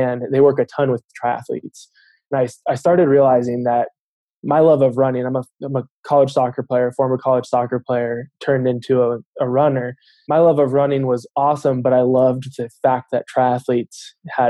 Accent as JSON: {"language": "English", "region": "Southern California", "country": "United States", "moved": "as an adult", "lives_now": "Denver, United States", "said": "I am originally from Southern California"}